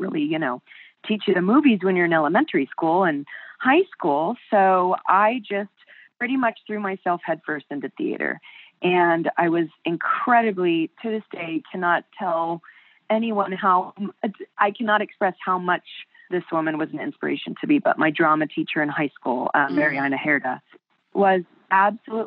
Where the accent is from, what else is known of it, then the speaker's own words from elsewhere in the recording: Buena Park, California, United States; I was raised in Buena Park, California